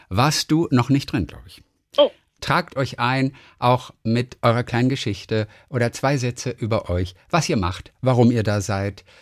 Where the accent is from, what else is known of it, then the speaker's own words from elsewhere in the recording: Northern Germany, Germany; Ich, ich höre nur RSH und NDR 2, ich komme aus dem Norden.